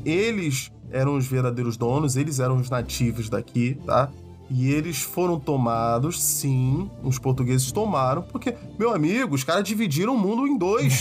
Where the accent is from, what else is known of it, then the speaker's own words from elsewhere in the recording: Brazil; Nós somos brasileiros, mas nós não somos nativos.